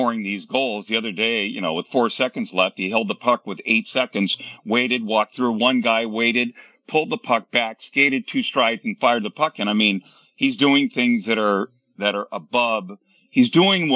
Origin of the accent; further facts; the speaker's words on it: Bay Area, California, United States; Being born and raised in the Bay Area